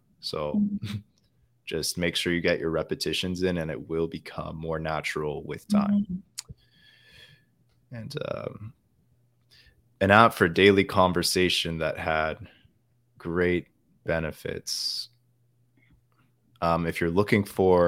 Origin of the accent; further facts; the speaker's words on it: Winnipeg, Manitoba, Canada; accent: Canadian; first language English; My native language is English. The dialect I speak, it's Canadian. I come from the middle part of Canada. I doubt any of you guys know the city I come from, but it's called the city of Winnipeg